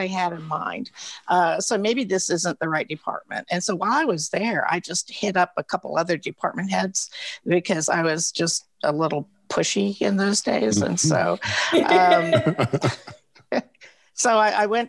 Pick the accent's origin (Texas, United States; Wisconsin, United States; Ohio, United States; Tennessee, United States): Tennessee, United States; Oak Ridge; when I grew up in Oak Ridge